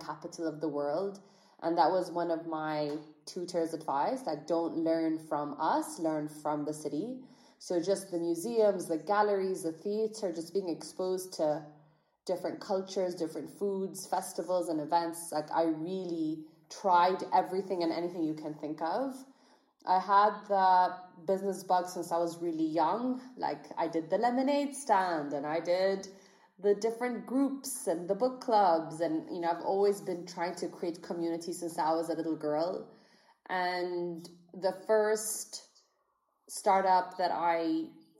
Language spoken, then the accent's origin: English; Bahrain; I grew up in Bahrain. I'm a Bahraini entrepreneur